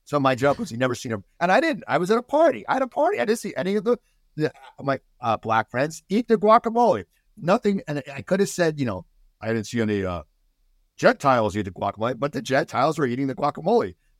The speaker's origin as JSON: {"language": "English", "region": "New Jersey", "country": "United States", "tie": "born or raised there", "said": "growing up in New Jersey, I go to the Jersey Shore"}